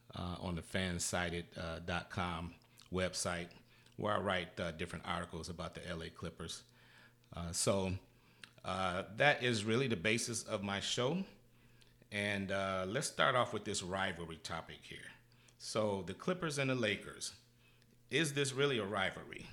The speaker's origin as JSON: {"language": "English", "region": "Michigan", "country": "United States", "moved": "yes", "said": "I'm originally from Michigan"}